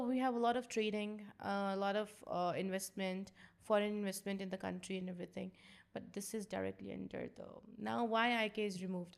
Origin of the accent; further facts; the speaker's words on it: Pakistan; I'm from Pakistan